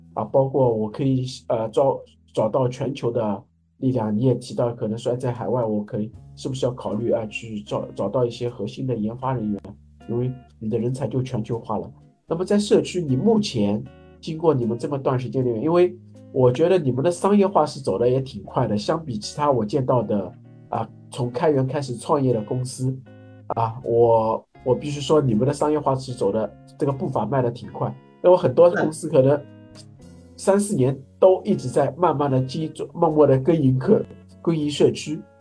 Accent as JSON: {"language": "Chinese", "country": "China", "said": "我们中国人的这个中庸精神"}